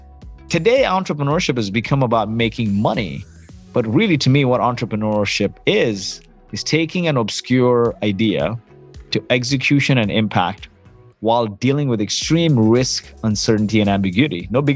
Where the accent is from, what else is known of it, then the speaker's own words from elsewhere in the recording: Kuwait; born there; I was born in Kuwait. My parents, my dad was a farmer in India. My mom grew up in the slums of Mumbai.